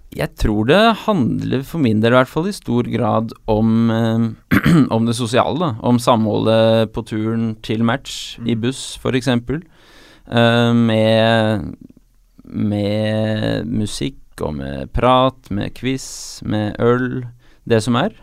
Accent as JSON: {"language": "Norwegian", "region": "Oslo", "country": "Norway", "said": "Jeg er fra Ullevål"}